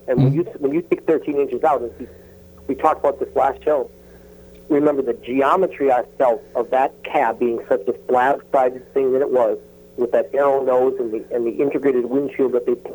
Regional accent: Milwaukee, Wisconsin, United States; When I grew up in Milwaukee, I was in a car club called the Cruising Angels.

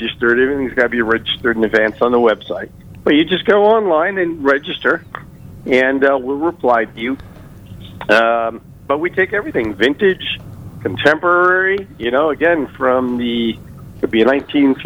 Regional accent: Long Island, New York, United States; now in Florida, United States; I'm from Long Island, New York

